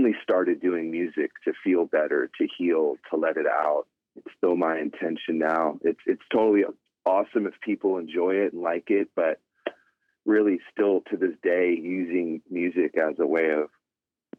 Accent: Southern California, United States; also born or lived in Austin, Texas; I am from Southern California, go back and forth between Long Beach, California, and Austin, Texas.

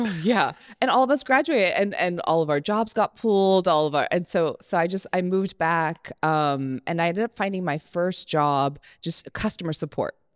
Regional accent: Berkeley, California, United States; I grew up on the East Bay

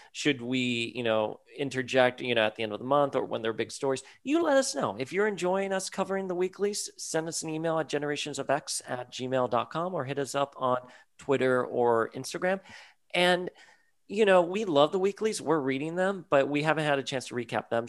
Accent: Miami, Florida, United States; I was a boy from South Florida, from Miami.

